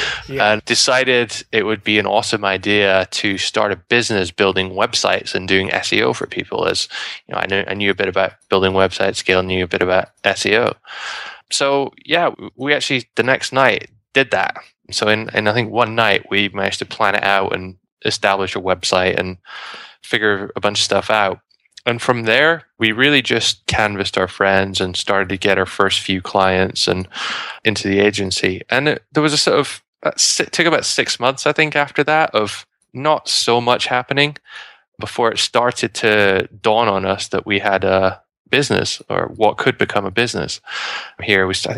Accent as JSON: {"language": "English", "country": "United Kingdom", "said": "So I'm from the UK, despite my accent."}